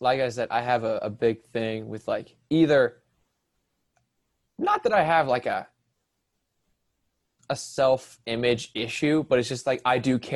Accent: North Carolina, United States; I am from North Carolina.

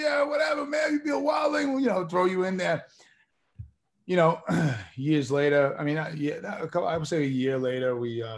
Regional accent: New York, United States; moved away as an adult; also born or lived in Queens, New York; now in Los Angeles, United States; I was from New York.

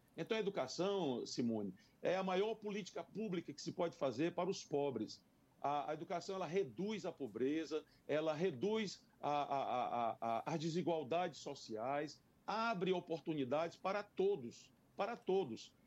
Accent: Parnaíba, Piauí, Brazil; also born or lived in São Luís, Maranhão; now in Teresina, Brazil; Então me criei de fato na cidade de Parnaíba e com em 1973, há 46 anos atrás, eu vim para Teresina

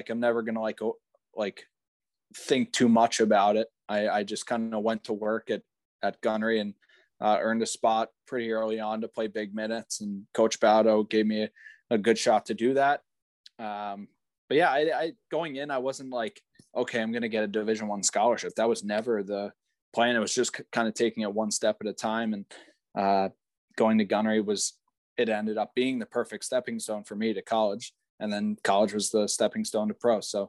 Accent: Yardley, Pennsylvania, United States; Yeah, so Yardley's a pretty small town outside of Philadelphia.

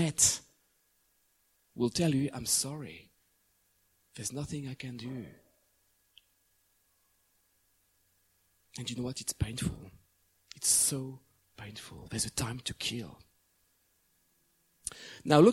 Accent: France; moved away as an adult; also born or lived in England; the place I grew up for the first time in my hometown in France

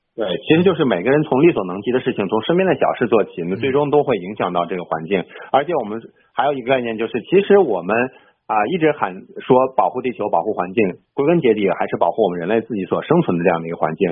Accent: China; 我们中国人崇拜的一些，比如说这种我们这个龙

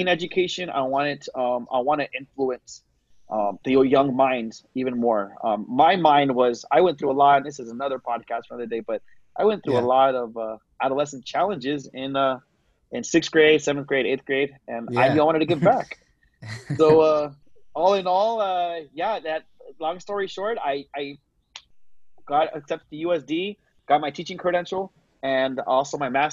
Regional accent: San Diego, California, United States; also born or lived in Texas / Chula Vista; I am originally from San Diego, born and raised, did live in Texas for a few years

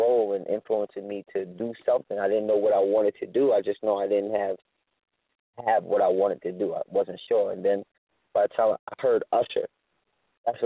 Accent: Yonkers, New York, United States; also born or lived in California; I was born in California. I moved to Yonkers when I was 3

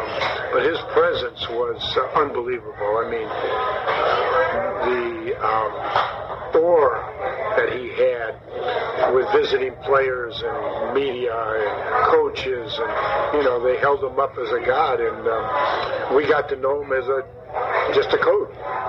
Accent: Ohio, United States; We're both from Ohio. Both Italian.

